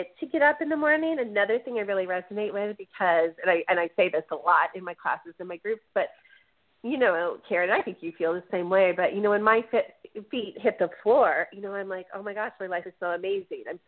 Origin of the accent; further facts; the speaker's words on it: Chicago, Illinois, United States; I'm from Chicago